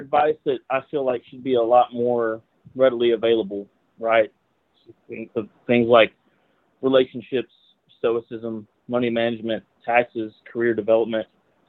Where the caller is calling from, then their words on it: Knoxville, Tennessee, United States; I'm from Knoxville, Tennessee.